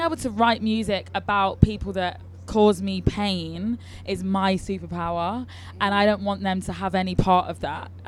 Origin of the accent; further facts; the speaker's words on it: Leicester, East Midlands, United Kingdom; also born or lived in London; Leicester where I'm from